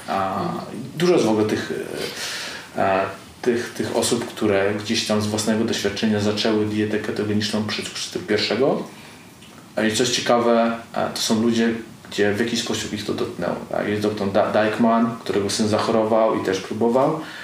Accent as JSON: {"language": "Polish", "region": "Pomeranian Voivodeship", "country": "Poland", "said": "ja jestem z Pomorza"}